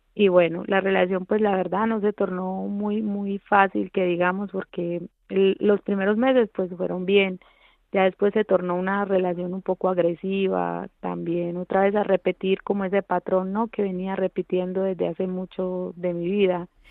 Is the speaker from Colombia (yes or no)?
yes; Colombia; now in Spain; yo vengo de Colombia, de un pueblo muy pequeño donde, bueno, eh, se produjo mucha violencia, pues la niñez de allí fue un poco difícil para mí